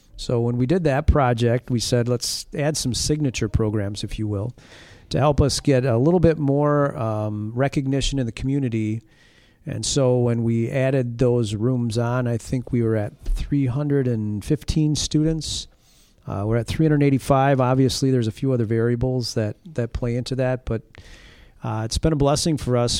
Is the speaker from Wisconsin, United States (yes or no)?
yes; La Crosse, Wisconsin, United States; also born or lived in Hammond, Indiana / Morrison, Wisconsin; I grew up in the La Crosse, Wisconsin area